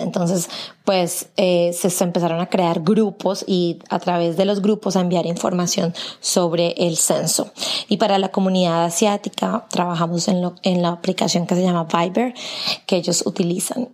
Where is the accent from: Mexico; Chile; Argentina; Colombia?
Colombia; now in Tennessee, United States; yo soy de Colombia